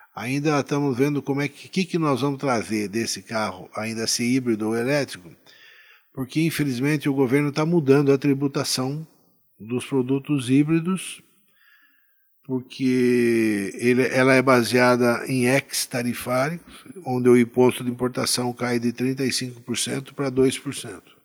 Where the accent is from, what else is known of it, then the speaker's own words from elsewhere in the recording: Itu, São Paulo, Brazil; minha terra natal, que é Itu, né? A gente nasci aqui, moro aqui, pretendo continuar minha vida aqui